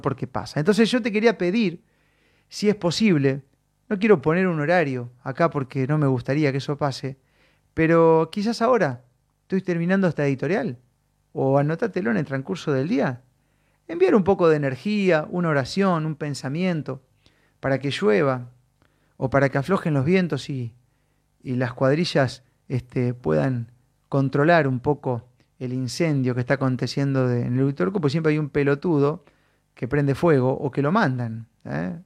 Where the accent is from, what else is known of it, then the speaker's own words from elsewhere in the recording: Santa Fe, Argentina; De Santa Fe